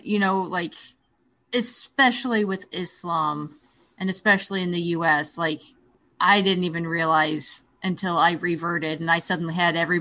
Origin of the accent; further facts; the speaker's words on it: Oklahoma, United States; I grew up in Oklahoma